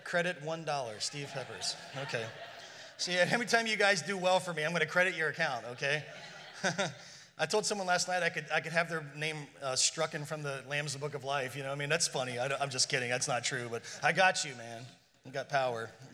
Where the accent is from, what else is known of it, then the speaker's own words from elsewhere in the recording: Ireland; being Irish